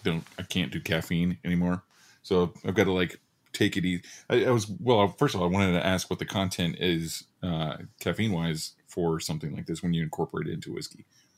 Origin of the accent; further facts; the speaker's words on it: Oklahoma, United States; I'm actually from Oklahoma.